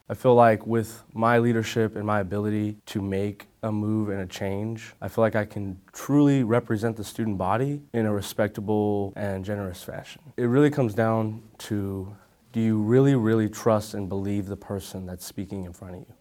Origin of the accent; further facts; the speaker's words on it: San Antonio, Texas, United States; I'm from San Antonio, Texas